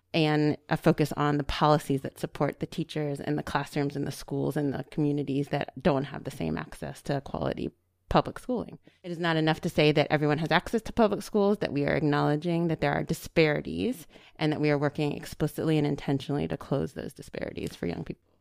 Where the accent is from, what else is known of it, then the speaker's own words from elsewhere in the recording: Silver Spring, Maryland, United States; I'm local. Uh, I grew up here in Silver Spring, Maryland